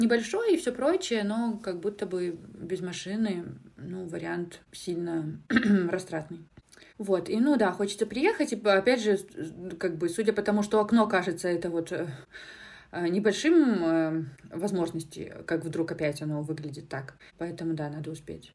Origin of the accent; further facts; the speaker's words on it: Minsk, Belarus; moved away as an adult; now in Lithuania; из Беларуси, там, да, из Минска